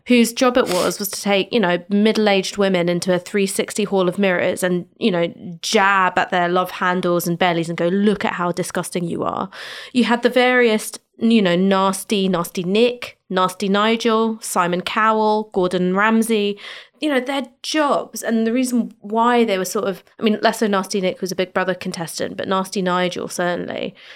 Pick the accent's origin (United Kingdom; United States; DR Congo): United Kingdom; London; being born and raised in London